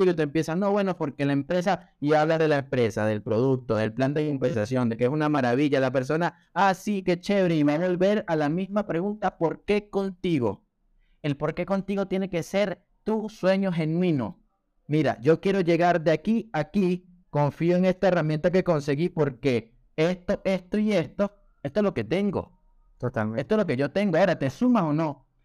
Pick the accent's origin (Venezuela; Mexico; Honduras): Venezuela; also born or lived in Colombia / Peru; now in Chile; como ya era el cuarto país donde yo vivía, sí, ya obviamente yo soy de Venezuela, ya había vivido también en Colombia, ya había vivido en Perú y ya estaba viviendo en Chile.